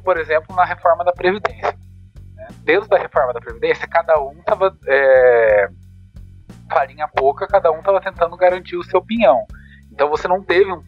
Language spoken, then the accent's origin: Portuguese; Campinas, São Paulo, Brazil; eu sou de Campinas